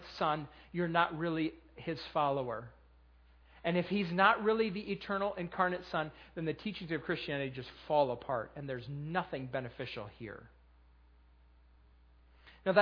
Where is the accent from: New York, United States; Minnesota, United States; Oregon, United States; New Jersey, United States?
New York, United States; Western; now in Lancaster County, United States; I'm from Western New